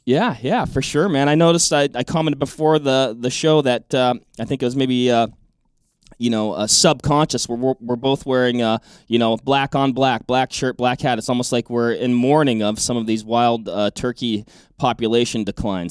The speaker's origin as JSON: {"language": "English", "region": "Washington", "country": "United States", "tie": "born or raised there", "said": "I grew up in Washington State"}